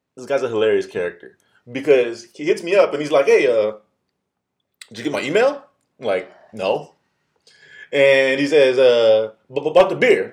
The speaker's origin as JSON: {"language": "English", "country": "United States", "said": "I'm I'm American, and you know what? I'm so American"}